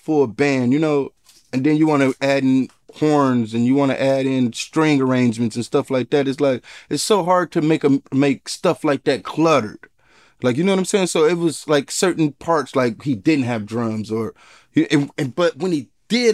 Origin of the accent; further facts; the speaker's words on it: Detroit, Michigan, United States; growing up in Detroit